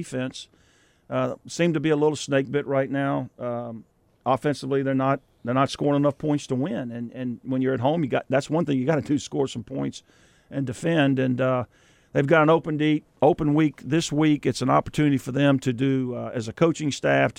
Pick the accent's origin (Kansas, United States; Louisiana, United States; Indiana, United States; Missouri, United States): Louisiana, United States; Lafayette; I was born in Lafayette